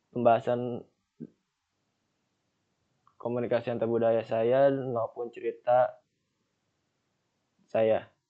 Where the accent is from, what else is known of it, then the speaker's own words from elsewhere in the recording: Jakarta, Indonesia; Misalkan ayah saya berasal dari Jawa, ibu saya berasal dari Sunda, dan saya sendiri berasal dari Jakarta.